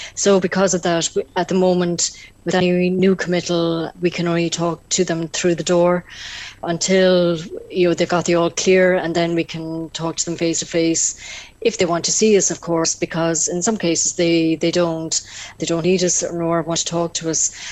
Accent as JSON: {"language": "English", "area": "North Tipperary", "region": "Munster", "country": "Ireland", "said": "I myself am from the Diocese of Killaloe. I come from North Tipperary"}